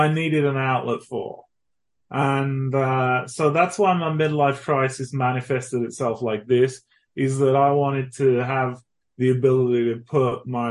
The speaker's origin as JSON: {"language": "English", "region": "England", "country": "United Kingdom", "tie": "born or raised there", "moved": "as an adult", "lives_now": "Texas, United States", "said": "I grew up in England, so I'm thoroughly English."}